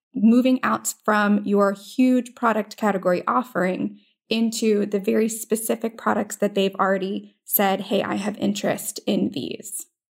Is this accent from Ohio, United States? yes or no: no; Florida, United States; moved away as an adult; also born or lived in Virginia; I am from Florida